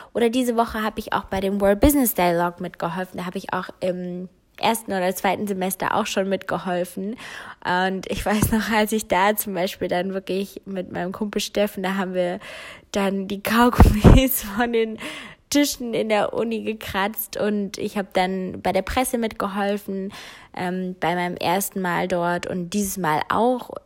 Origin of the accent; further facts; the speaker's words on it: Germany; also born or lived in North Rhine-Westphalia; hier bei uns in Deutschland